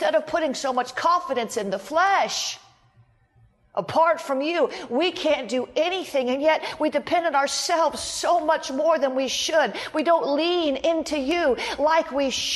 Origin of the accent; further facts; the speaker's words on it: Florida, United States; I'm from Florida. We have swimming pools everywhere